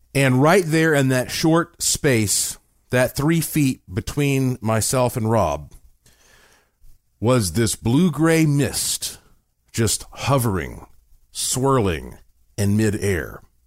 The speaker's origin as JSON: {"language": "English", "town": "Asheville", "region": "North Carolina", "country": "United States", "tie": "born or raised there", "said": "I was born in Asheville, North Carolina, in the heart of the Blue Ridge Mountains, I was born with quite a heritage because my family on both sides, uh, have been in Western North Carolina"}